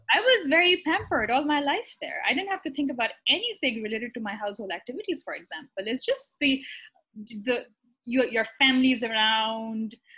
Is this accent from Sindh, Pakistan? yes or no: yes; Karachi, Sindh, Pakistan; moved away as an adult; also born or lived in Iran; now in New York, United States; I'm originally from Pakistan. I'm from um, the biggest city, actually, Karachi.